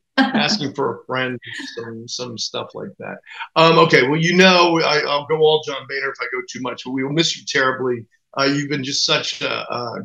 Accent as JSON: {"language": "English", "region": "New Jersey", "country": "United States", "said": "I'm from New Jersey."}